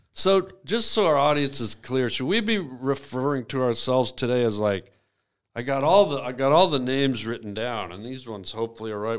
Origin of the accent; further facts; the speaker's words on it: Canada; I grew up in Canada